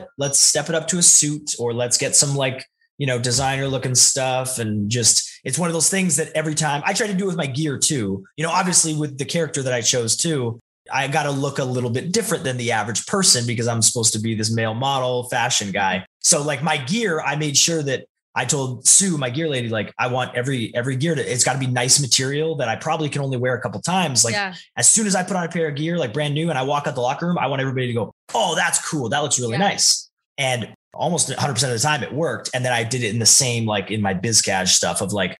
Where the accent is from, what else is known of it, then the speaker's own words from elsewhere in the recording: Naramata, British Columbia, Canada; also born or lived in Calgary; we actually lived on the outskirts of Penticton in a tiny, tiny little town called Naramata